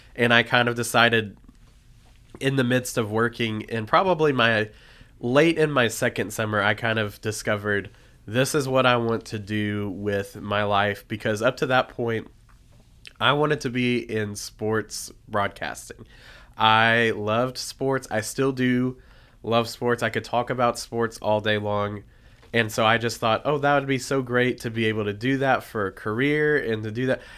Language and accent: English; Nashville, Tennessee, United States; moved away as an adult; I am from Nashville, Tennessee originally, lived there for twenty-two years of my life